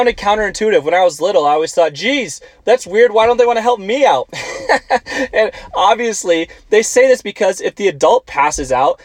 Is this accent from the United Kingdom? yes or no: no; Tucson, Arizona, United States; moved away as an adult; now in Auburn, United States; I grew up in Tucson, Arizona